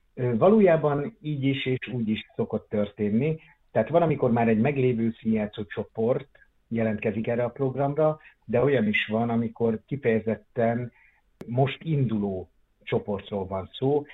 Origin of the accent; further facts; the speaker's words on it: Onga, Borsod-Abaúj-Zemplén, Hungary; moved away as an adult; also born or lived in Miskolc; now in Szeged, Hungary; mert ott volt az első színjátszó csoport, amiben én részt vettem, Ongán, abban a kisvárosban, ahol én születtem